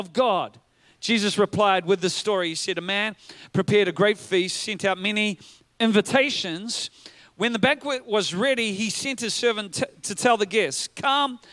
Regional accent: Whanganui, Manawatū-Whanganui, New Zealand; growing up in Whanganui

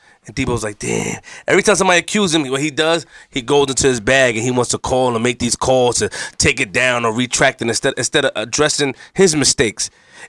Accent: Queens, New York, United States; Nobody not put me in perspective. I'm from Queens.

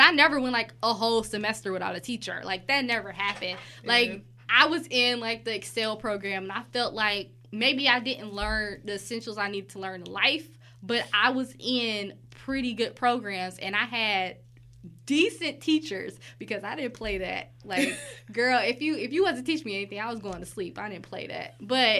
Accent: Detroit, Michigan, United States; We grew up in Detroit.

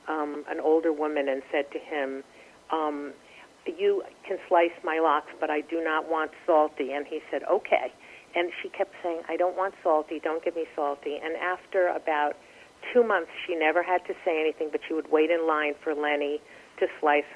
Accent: Miami Beach, Florida, United States; moved away as an adult; now in New York, United States; I grew up in Miami Beach.

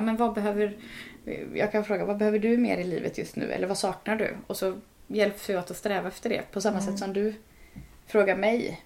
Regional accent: Örsås, Västra Götaland, Sweden; born or raised there; moved away as an adult; now in Dals Rostock, Sweden

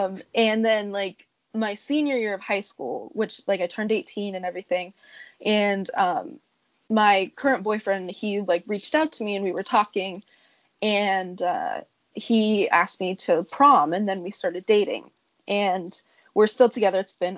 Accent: Arizona, United States; moved away as an adult; also born or lived in Hawaii; now in New York, United States; I'm from Arizona, from a very small town, and I'm 22 years old. I was born into what they call the covenant.

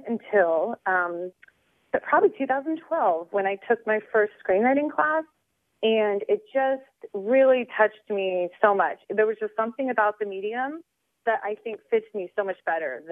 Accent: Birmingham, Alabama, United States; moved away as an adult; also born or lived in New York City; now in Los Angeles, United States; I'm from Birmingham, Alabama, but there's a lot of art there. So I used to be a production assistant for like the ballet and community theater.

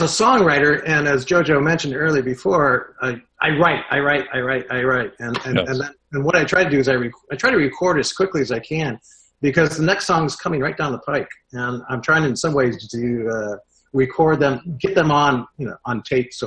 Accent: Toledo, Ohio, United States; I grew up in Toledo, Ohio, which is a little Detroit

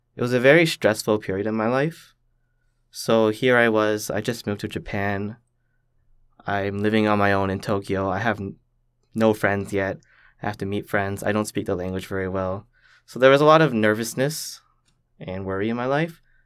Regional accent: Richmond Hill, Ontario, Canada; also born or lived in Toronto; I just grew up in a very typical Canadian fashion for where I lived in Richmond Hill

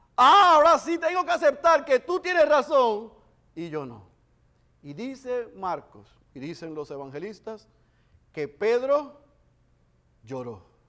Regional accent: Bayamón, Puerto Rico; somos como yo de Bayamón

